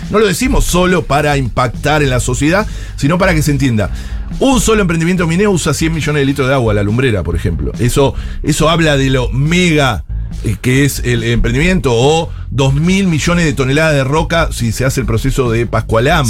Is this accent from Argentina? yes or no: yes; Buenos Aires, Argentina; nosotros, los porteños o quienes no somos de Mendoza